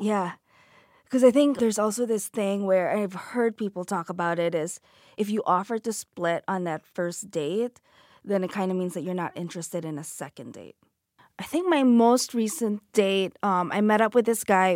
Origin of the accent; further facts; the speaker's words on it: Philippines; moved away; I grew up in the Philippines